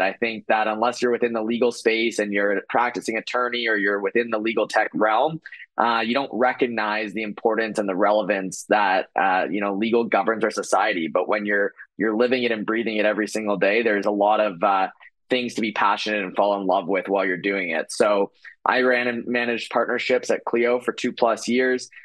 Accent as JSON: {"language": "English", "town": "Toronto", "region": "Ontario", "country": "Canada", "said": "I am Canadian, I'm from Toronto"}